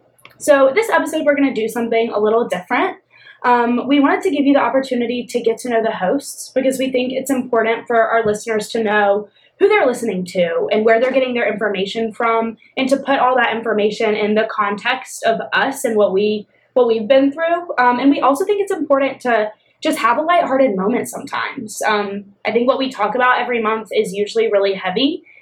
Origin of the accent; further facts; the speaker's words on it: Raleigh, North Carolina, United States; I grew up right here in Raleigh, North Carolina.